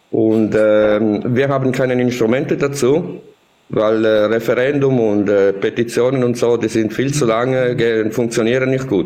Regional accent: Italy; German is a second language; moved away; also born or lived in Switzerland; Ich bin Italiener und lebe ich, seit sechs Monaten in Italien, vorher war ich in der Schweiz.

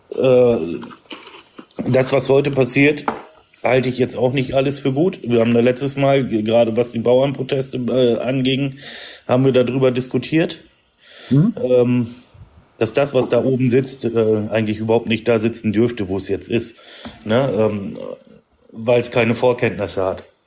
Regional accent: Emsland, Lower Saxony, Germany; Ich komme aus dem Emsland

